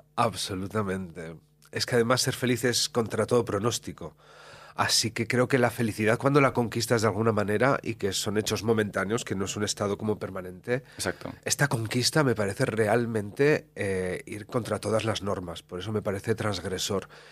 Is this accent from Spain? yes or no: yes; La Cistérniga, Castile and León, Spain; yo soy de pueblo de Valladolid, de la Cisterniga